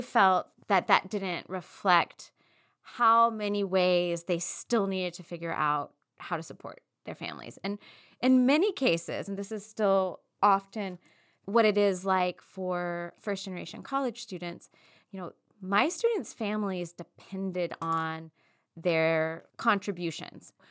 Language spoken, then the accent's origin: English; East Texas, United States; growing up in East Texas